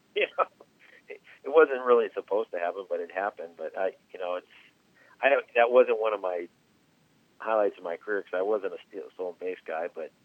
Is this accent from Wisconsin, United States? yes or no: yes; Wisconsin, United States; moved away; my wife was from Memphis and I was from Wisconsin